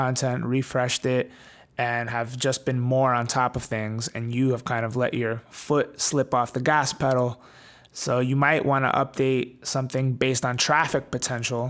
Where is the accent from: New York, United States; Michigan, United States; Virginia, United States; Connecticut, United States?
New York, United States; Well, my parents, they are Italian. I was born in the US in New York, but I grew up with a very old school Italian upbringing